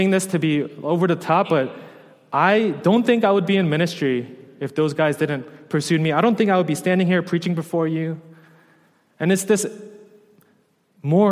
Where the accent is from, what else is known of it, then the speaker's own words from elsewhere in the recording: New York, United States; moved away as an adult; I was a New Yorker